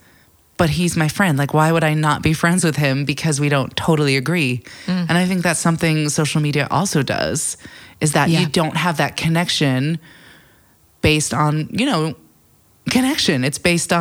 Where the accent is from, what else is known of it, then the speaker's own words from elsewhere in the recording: United States; moved away as an adult; also born or lived in New York City, United States; now in London, United Kingdom; being in London as an American where, you know, when I lived in New York City